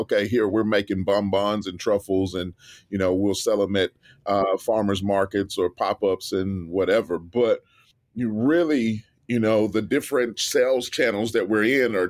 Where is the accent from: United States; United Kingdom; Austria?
United States; Memphis, Tennessee; Memphis, Tennessee